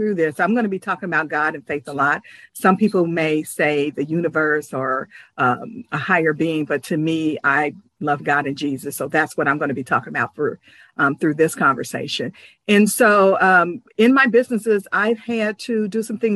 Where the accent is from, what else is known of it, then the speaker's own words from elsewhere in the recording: Ohio, United States; I am from Ohio